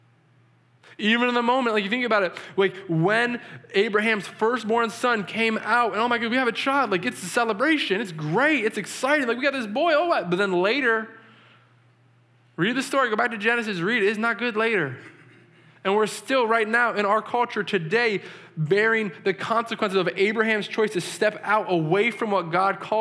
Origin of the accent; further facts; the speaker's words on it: New England, United States; I'm from New England